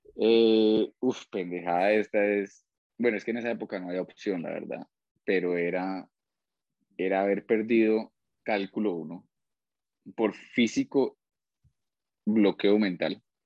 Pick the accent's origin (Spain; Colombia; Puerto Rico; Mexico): Colombia; also born or lived in Australia; now in Pereira, Colombia; Salí de Colombia el, en septiembre, finales de agosto del 2007